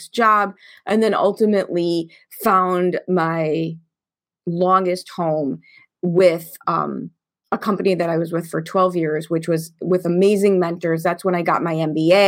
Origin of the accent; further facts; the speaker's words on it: Chicago, Illinois, United States; I grew up in Chicago in the 70s and in the 80s in the public school system